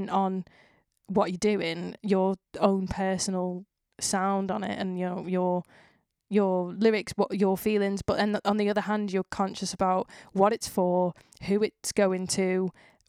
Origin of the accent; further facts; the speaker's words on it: Widnes, North West England, United Kingdom; I was like, Widnes